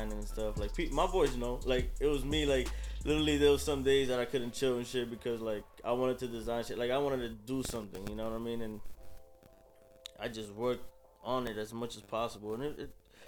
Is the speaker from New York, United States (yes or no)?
yes; New York, United States; also born or lived in New Hampshire; I'm from New York. I went to school in New York.